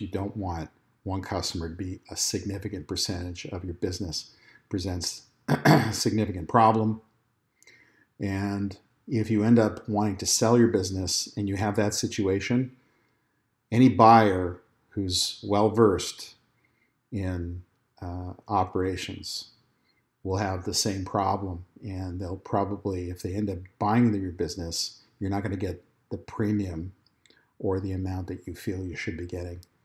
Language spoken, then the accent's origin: English; Texas, United States; My home state of Texas